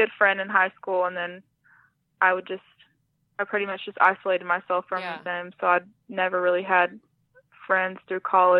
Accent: Ada, Oklahoma, United States; Yeah, my dad was in the Air Force when I was little, so okay. We kind of moved around some, but we've lived in Ada probably, that's the town I'm from in right. Oklahoma. We've lived there most of my life, so yeah, we still live in the same town.

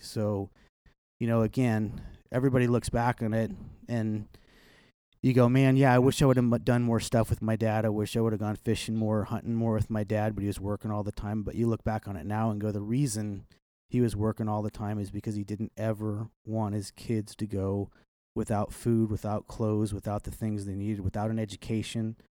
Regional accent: Kansas City, Missouri, United States; I grew up in South Kansas City

